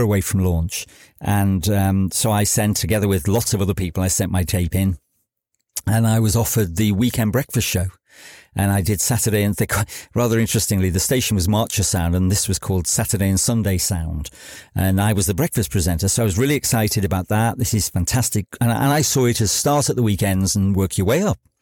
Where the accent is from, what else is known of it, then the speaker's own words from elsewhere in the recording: Chester, North West England, United Kingdom; moved away as an adult; also born or lived in Wales; I grew up just outside Chester